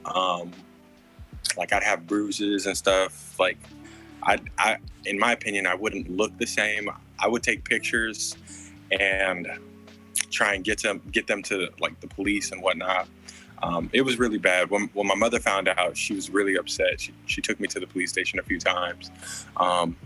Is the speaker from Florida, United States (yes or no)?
no; Anaheim, California, United States; also born or lived in Cypress, California; I'm from California. I was born in Anaheim, California. Grew up in Orange County, California for a part of my life